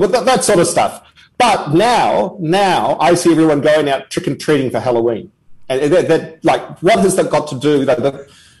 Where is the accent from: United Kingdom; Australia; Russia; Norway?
Australia